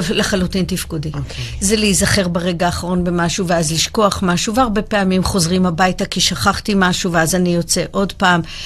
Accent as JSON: {"language": "Hebrew", "country": "Israel", "said": "אנחנו ישראלים"}